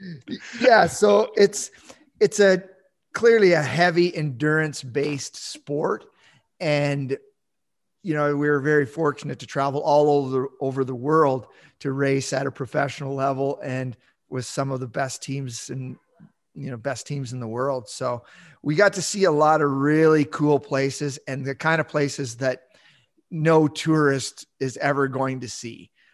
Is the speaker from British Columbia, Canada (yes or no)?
no; Southern Ontario, Canada; moved away as an adult; now in Yukon, Canada; I grew up in, yeah, in Southern Ontario